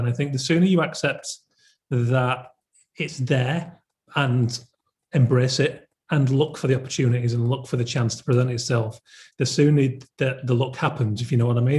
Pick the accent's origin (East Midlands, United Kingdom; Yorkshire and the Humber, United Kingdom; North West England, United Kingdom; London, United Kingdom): Yorkshire and the Humber, United Kingdom; I'm from Yorkshire